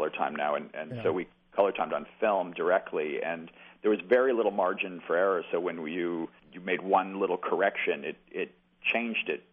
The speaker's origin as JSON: {"language": "English", "town": "New York City", "region": "New York", "country": "United States", "said": "I'm from Brooklyn"}